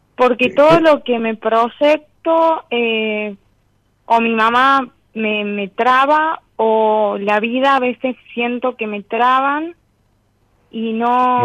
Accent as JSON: {"language": "Spanish", "region": "Tucumán", "country": "Argentina", "said": "De Tucumán"}